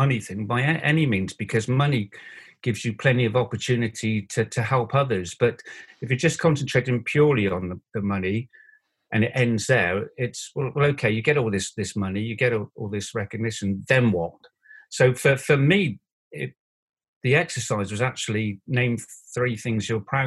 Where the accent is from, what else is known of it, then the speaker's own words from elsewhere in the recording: Bristol, South West England, United Kingdom; I was Bristol born and bred